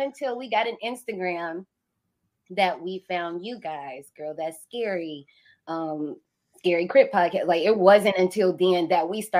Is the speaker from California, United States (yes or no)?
no; Indiana, United States; I'm from Indiana